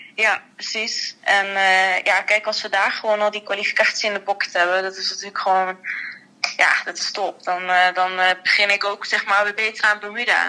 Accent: Netherlands; wij als Nederlanders

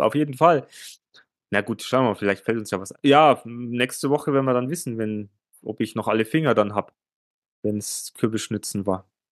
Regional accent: Germany; bei uns in Deutschland.

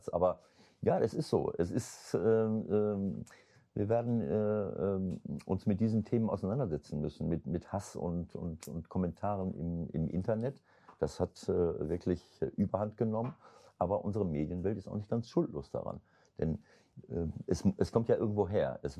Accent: North Rhine-Westphalia, Germany; Also das finde ich jetzt despektierlich meiner Heimat gegenüber Ostwestfalen.

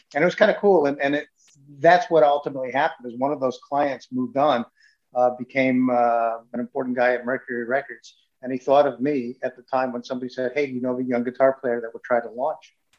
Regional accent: United States; moved away as an adult; I grew up in in New England, in the suburbs of New York City

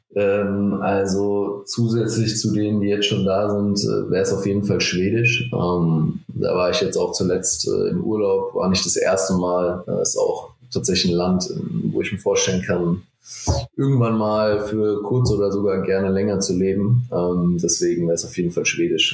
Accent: Frankfurt, Hesse, Germany; ich komme aus Frankfurt, ich bin extrem heimatverbunden

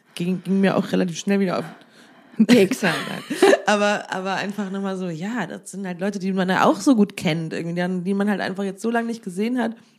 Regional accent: Siegen, North Rhine-Westphalia, Germany; born or raised there; moved away

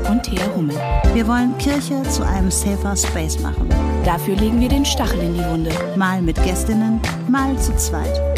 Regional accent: Indonesia; Hör mal, bei uns in Indonesien, da trägt man schwarz und also so richtig wie so eine Trauergemeinde.

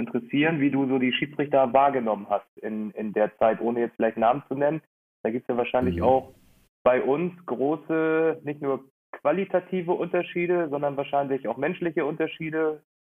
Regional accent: Hamburg, Germany; wir als Hamburger

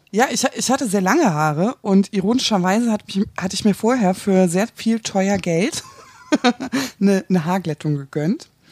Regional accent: Hamburg, Germany; ich komme aus Hamburg

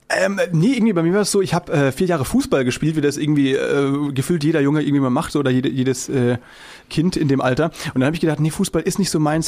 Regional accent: Müllheim, Baden-Württemberg, Germany; now in Berlin, Germany; ich bin äh, gar nicht aus dem Schwabenland, sondern aus äh, Baden

